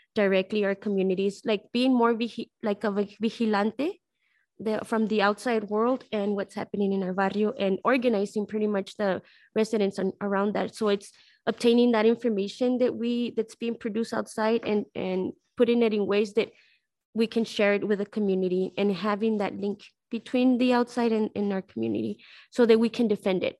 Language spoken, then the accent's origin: English; El Paso, Texas, United States; I'm from El Paso, Texas, and I'm living in El Paso, Texas. I'm from this neighborhood